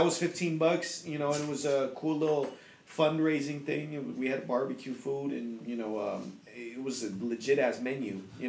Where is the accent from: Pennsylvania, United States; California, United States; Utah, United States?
California, United States; Chowchilla; now in Merced, United States; I grew up in Chowchilla